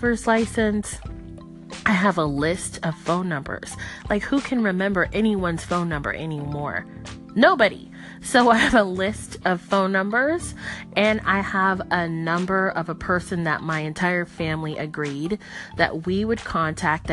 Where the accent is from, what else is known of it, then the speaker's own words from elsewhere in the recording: Miami, Florida, United States; I'm from Miami.